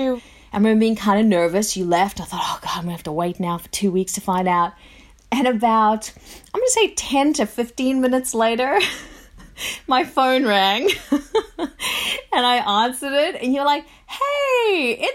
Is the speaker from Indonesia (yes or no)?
no; South Africa; moved away; also born or lived in Australia; I was born in South Africa and then, you know, moved to Australia